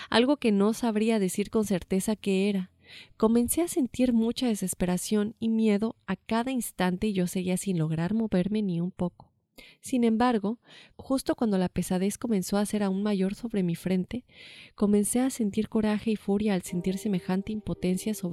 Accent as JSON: {"language": "Spanish", "region": "Aguascalientes", "country": "Mexico", "tie": "born or raised there", "said": "En ese entonces vivía en San Luis Potosí, sin embargo yo soy originario de Aguascalientes, capital, y mi familia tiene la costumbre de visitar los siete templos durante la Semana Santa."}